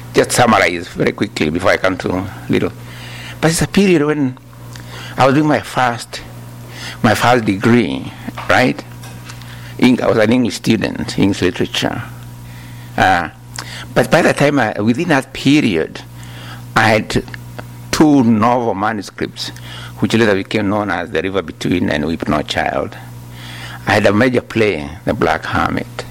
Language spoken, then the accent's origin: English; Kenya; moved away as an adult; also born or lived in Makerere, Uganda; I was born in Kenya, as you are told, in 1938